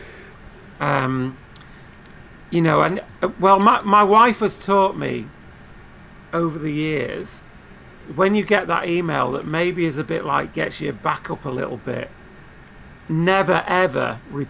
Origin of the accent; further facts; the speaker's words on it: United Kingdom; I'm British